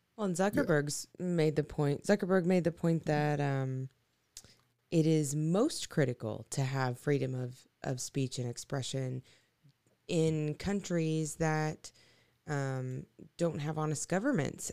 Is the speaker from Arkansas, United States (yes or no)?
yes; Arkansas, United States; moved away; my hometown in Arkansas